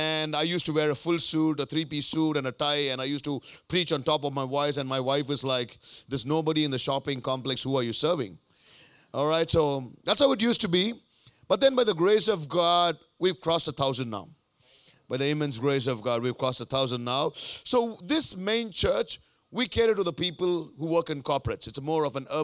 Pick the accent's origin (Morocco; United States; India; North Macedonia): India; moved away as an adult; also born or lived in Melbourne, Australia; I come from a very, very, very broken family in India